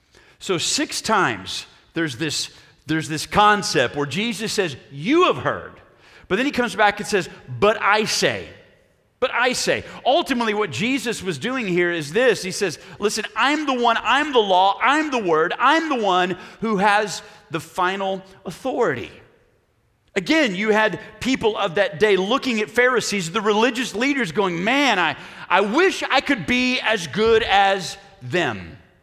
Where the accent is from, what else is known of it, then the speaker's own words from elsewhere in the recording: Oklahoma, United States; Problem is, we're from Oklahoma.